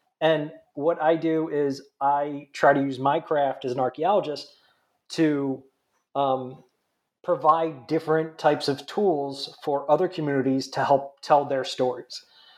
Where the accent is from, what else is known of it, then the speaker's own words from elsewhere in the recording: New Jersey, United States; accent: nasally; So I'm originally from New Jersey, if you can't tell by my nasally accent.